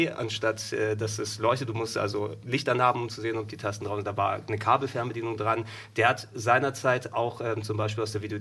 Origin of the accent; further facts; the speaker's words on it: Hamburg, Germany; in Hamburg geboren.